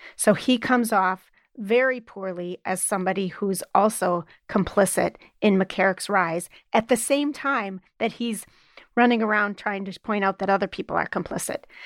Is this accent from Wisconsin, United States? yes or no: yes; Wisconsin, United States; now in Illinois, United States; my home state of Wisconsin